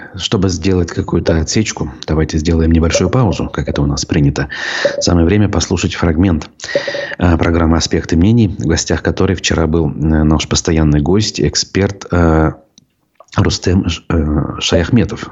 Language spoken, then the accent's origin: Russian; Bashkortostan, Russia; республика в этом смысле наша